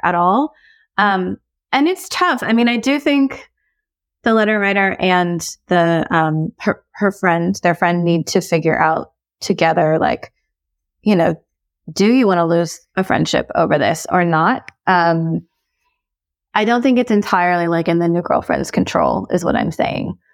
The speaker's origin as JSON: {"language": "English", "country": "United States", "said": "I'm Korean American."}